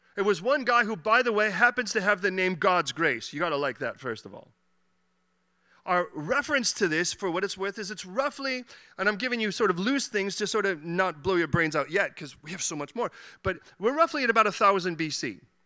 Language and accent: English; Chicago, Illinois, United States; now in London, United Kingdom; I was born in Chicago